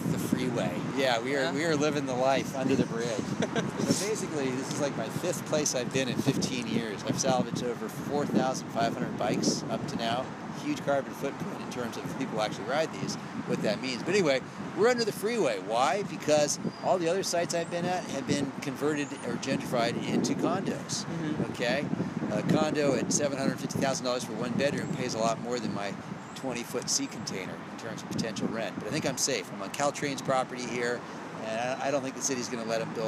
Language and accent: English; San Francisco, California, United States; I grew up here in San Francisco